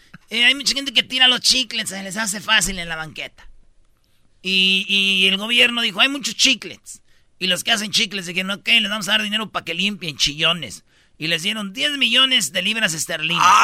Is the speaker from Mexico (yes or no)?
yes; Jiquilpan, Michoacán, Mexico; Fíjate, también allá en mi pueblo, en Michoacán, en Jiquilpan, murió un locutor, güey.